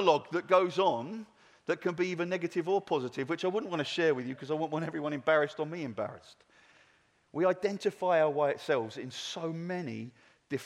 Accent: England, United Kingdom; I'm English

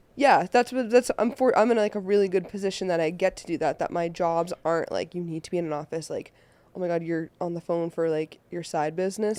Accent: Boston, Massachusetts, United States; now in Los Angeles, United States; I am originally from Boston, Mass, and I live out here in Los Angeles now

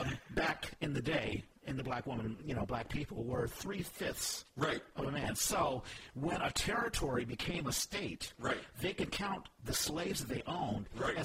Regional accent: Texas, United States; I was born in Texas

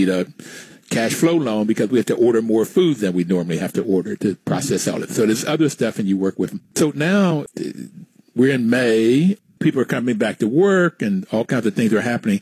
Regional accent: West Virginia, United States; growing up in the 50s and the 60s, I saw discrimination firsthand growing up in West Virginia

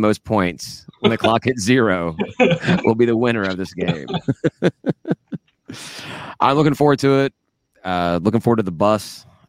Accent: Georgia, United States; growing up in Georgia and enjoying watching college football

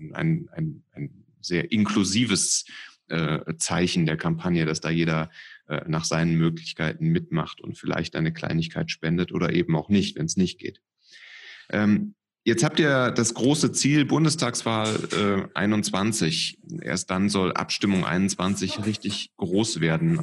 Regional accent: Cologne, North Rhine-Westphalia, Germany; als Kölner, der ähm, ja immer nach dem Kölschen Grundgesetz das ein bisschen lebt

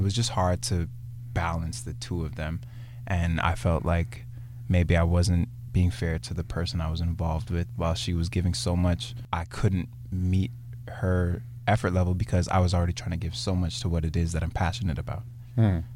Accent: Brampton, Ontario, Canada; I'm from Brampton. I'm coming from Brampton today

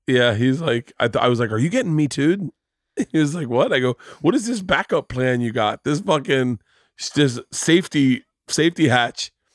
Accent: Florida, United States; I grew up in Florida

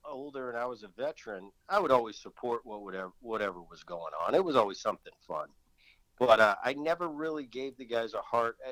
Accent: New Jersey, United States; moved away; growing up in Jersey that I still kind of root for the Philly teams

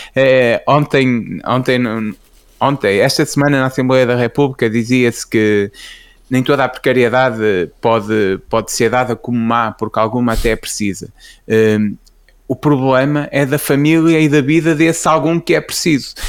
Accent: Portugal; celebra-se na minha cidade natal FAF eh, as festas, as feiras francas, que é o feriado municipal

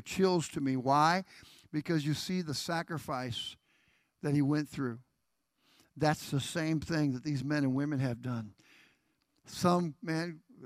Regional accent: United States; I am an American, and I'm proud of it

